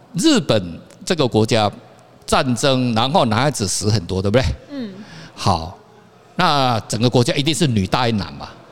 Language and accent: Chinese; Kaohsiung, Taiwan; now in Taipei, Taiwan; 我老家在高雄嘛